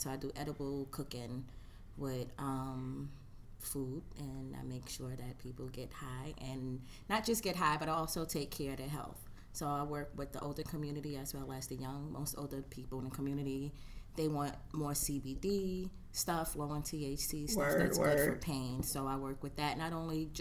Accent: New York City, New York, United States; moved away as an adult; now in Oakland, United States; I'm from Brooklyn, from Brownsville. But I also been out here in Oakland for a real long time

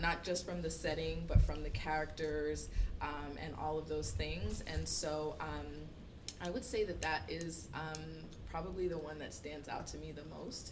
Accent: near Eatonville, Florida, United States; now in New York, United States; I am from Florida. I am from not far from Eatonville.

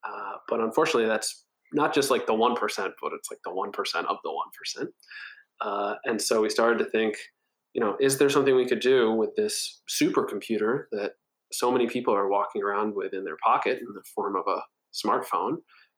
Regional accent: Hancock, New Hampshire, United States; born there; also born or lived in Nigeria / Wisconsin / Minnesota / Washington, D.C.; now in Eastern Long Island, United States; I was born in a small town called Hancock, New Hampshire. I've lived all over the world, Nigeria, Wisconsin, Minnesota, Washington, D.C., New York City, and most recently, Eastern Long Island.

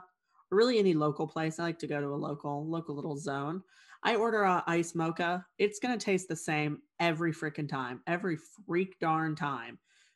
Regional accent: Rockford, Illinois, United States; also born or lived in Stamford, England; I was actually born in Stamford, England, but my family moved to the Rockford area when I was about 3. And I grew up here.

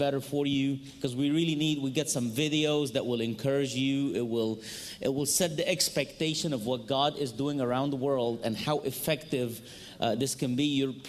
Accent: Cairo, Cairo Governorate, Egypt; first language Arabic; English is a second language; moved away as an adult; also born or lived in Bolivia / Miami Beach, United States; now in United States; I am Egyptian. I was greeting you in my native language, Arabic. I was born and raised in Cairo, Egypt.

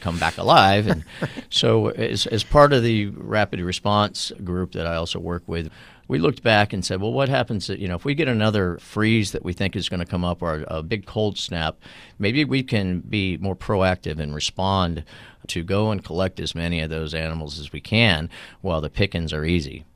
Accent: South Florida, United States; growing up in South Florida

